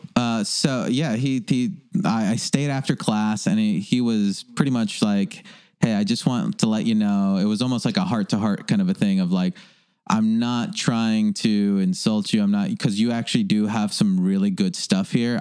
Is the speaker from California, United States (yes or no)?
yes; Los Angeles, California, United States; also born or lived in Granada Hills; I grew up in North Hollywood